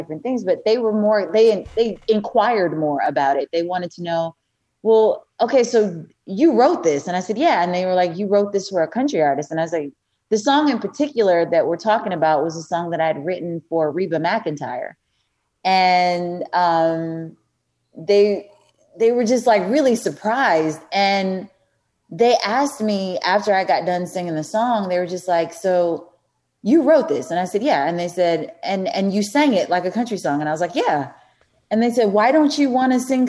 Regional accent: Eureka, Missouri, United States; I grew up in Eureka, Missouri

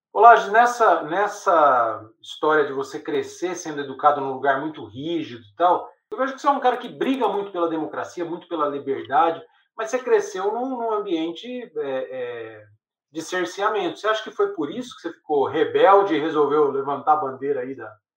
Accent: interior of São Paulo, Brazil; numa cidadezinha do interior de São Paulo, que era preconceituosa para Chuchu, né, onde eu cresci

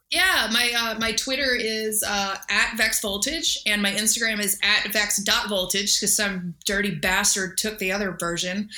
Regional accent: Texas, United States; growing up in Texas, I was always out like looking for snakes

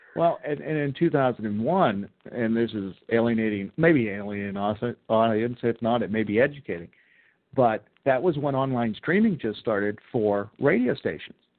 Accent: Mars, Pennsylvania, United States; moved away as an adult; also born or lived in Fayette County, Pennsylvania; I grew up in Butler County. I grew up in Mars, Pennsylvania

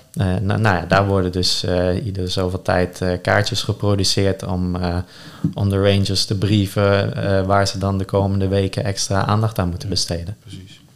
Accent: Netherlands; onze identiteit als Nederlander

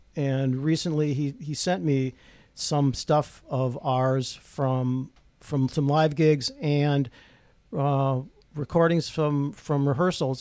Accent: Rochester, United States; I grew up in Rochester

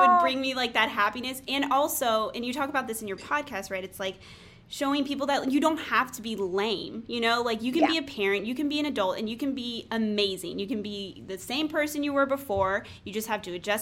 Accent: Texas, United States; moved away; I'm from Texas

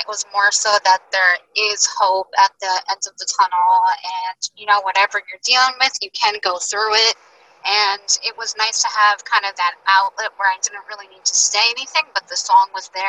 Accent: New Jersey, United States; I'm from New Jersey.

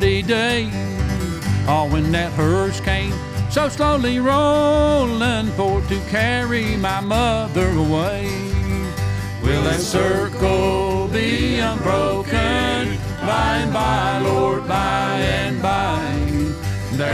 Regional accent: Boone County, West Virginia, United States; Living back in the coal fields, I was raised in Boone County, West Virginia, and I'm 78 years old

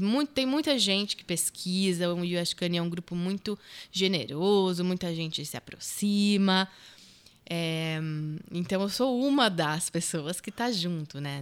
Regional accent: Brazil; Eu nasci no Brasil, minha mãe mora aqui há 40 anos.

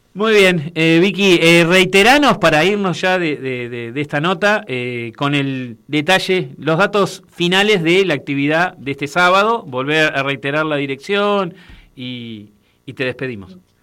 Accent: Uruguay; yo soy de Uruguay

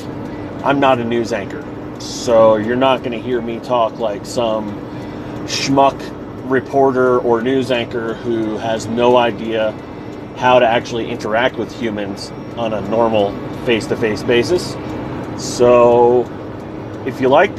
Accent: New York, United States; moved away as an adult; also born or lived in Texas / Kansas / Florida / Missouri; now in Colorado, United States; I'm originally from New York. I am now currently a resident in Colorado

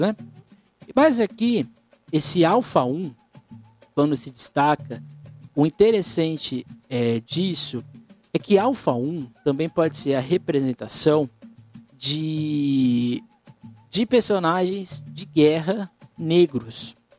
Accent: Guarujá, São Paulo, Brazil; sou do Guarujá

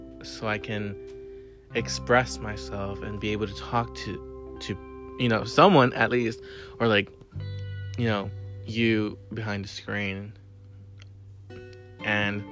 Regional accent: Laredo, Texas, United States; moved away as an adult; now in San Marcos, United States; I am originally born and raised in Laredo, Texas, and I currently reside in San Marcos, Texas

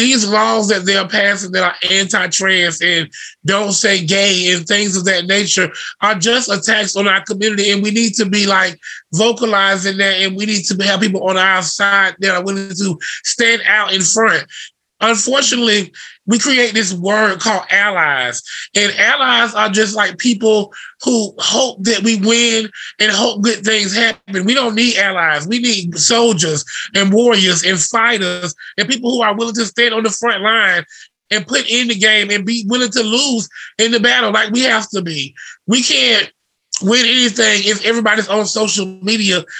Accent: the South, United States; It was in our culture growing up in the South

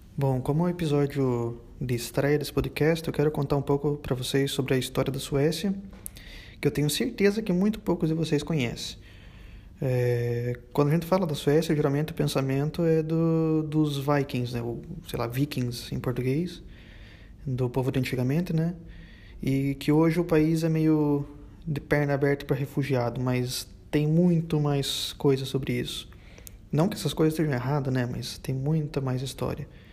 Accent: interior of Paraná, Brazil; now in Sweden; Eu sou brasileiro mesmo, esse sotaque bosta é porque eu venho o interior do Paraná

